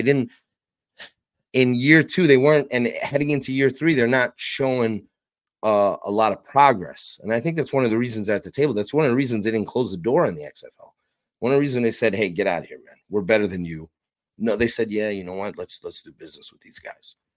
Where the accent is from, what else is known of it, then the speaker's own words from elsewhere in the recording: New York, United States; I covered the New York Guardians, and it was cool because that's my hometown